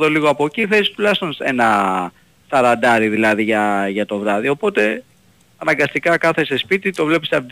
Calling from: Peristeri, Attica, Greece; είμαι από Περιστέρη.

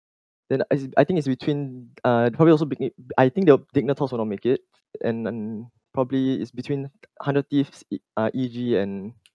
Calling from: Singapore

